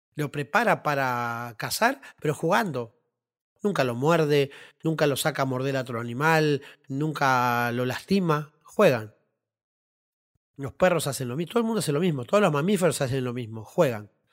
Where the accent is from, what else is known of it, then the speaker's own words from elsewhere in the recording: Las Piedras, Canelones, Uruguay; mi barrio hermoso de Las Piedras, donde yo nací y me crié